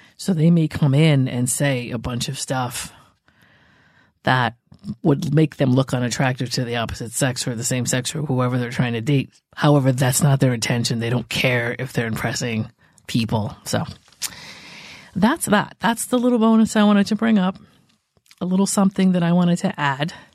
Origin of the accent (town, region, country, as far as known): New England, United States; born or raised there